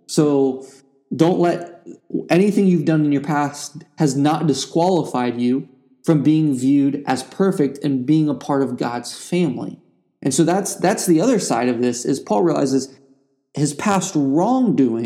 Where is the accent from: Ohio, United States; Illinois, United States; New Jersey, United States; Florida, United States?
Ohio, United States; I grew up in Ohio with two parents who were both in the military